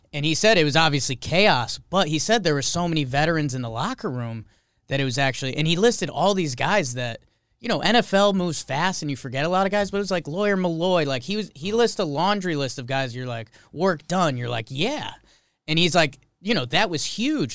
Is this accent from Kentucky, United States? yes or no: no; Connecticut, United States; moved away as an adult; also born or lived in Upper East Side, New York; now in New York, United States; I grew up in Connecticut